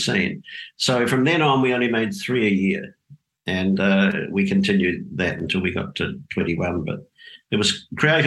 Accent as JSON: {"language": "English", "town": "Dunedin", "region": "Otago", "country": "New Zealand", "tie": "born or raised there", "also_born_or_lived": "Auckland, New Zealand", "moved": "as an adult", "lives_now": "Australia", "said": "I grew up in Dunedin in the South Island of New Zealand"}